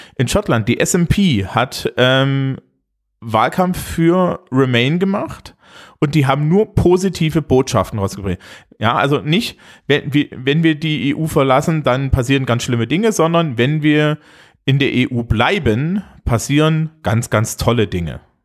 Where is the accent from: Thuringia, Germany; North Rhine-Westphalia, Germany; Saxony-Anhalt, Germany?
Thuringia, Germany; now in Bavaria, Germany; bei uns in Thüringen, äh, ich wohne ja mittlerweile in Bayern